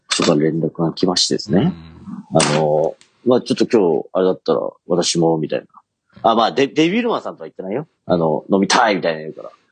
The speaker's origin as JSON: {"language": "Japanese", "region": "Akita", "country": "Japan", "moved": "yes"}